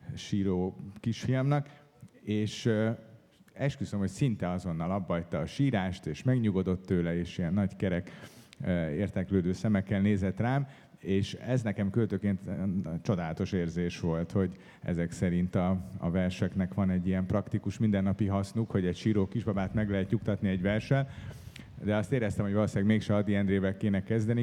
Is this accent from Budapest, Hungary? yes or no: yes; Budapest, Hungary; én egy városi gyerek vagyok, én itt születtem Budapesten, itt éltem több mint 30 évet